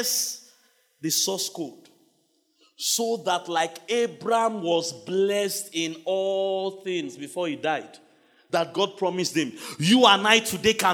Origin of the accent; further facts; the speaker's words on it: Nigeria; I am a Nigerian